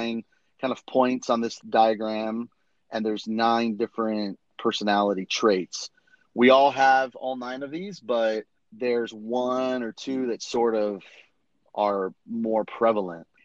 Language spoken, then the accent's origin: English; Miami, Florida, United States; born or raised there; also born or lived in London